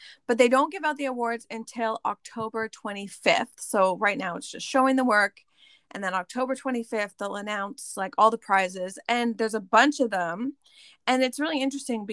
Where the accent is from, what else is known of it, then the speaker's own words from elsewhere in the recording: Canada; I'm Canadian, we're like the same age